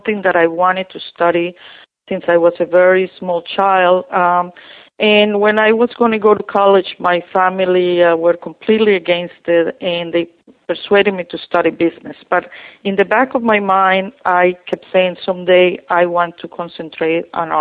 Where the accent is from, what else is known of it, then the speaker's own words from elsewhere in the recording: Colombia; English is a second language; moved away as an adult; also born or lived in Westchester, New York; now in United States; I'm from Colombia.